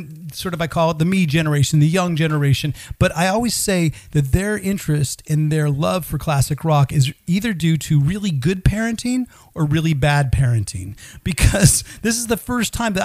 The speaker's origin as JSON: {"language": "English", "area": "outside of San Francisco", "region": "Northern California", "country": "United States", "tie": "born or raised there", "said": "I grew up in Northern California, outside of San Francisco"}